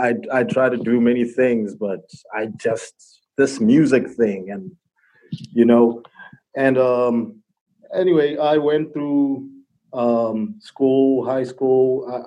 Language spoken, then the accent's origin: English; Botswana; Well, I'm actually from Botswana, and I was born in a Christian family.